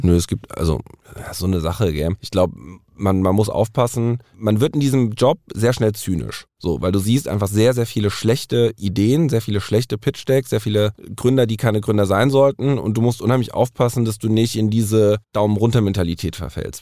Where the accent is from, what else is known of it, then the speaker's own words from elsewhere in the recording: Frankfurt, Hesse, Germany; ich bin Frankfurter Bub